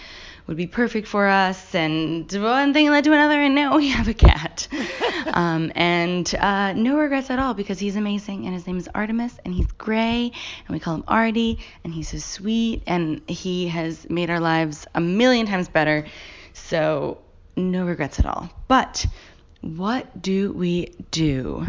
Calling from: New York City, New York, United States; also born or lived in Australia; I'm calling from Brooklyn, New York.

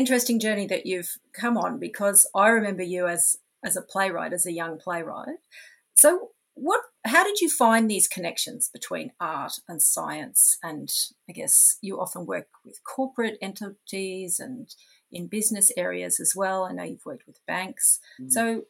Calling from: Brisbane, Queensland, Australia; And I'm speaking today from Mianjin, Brisbane, in Yuggera, Jagera and Turrbal lands.

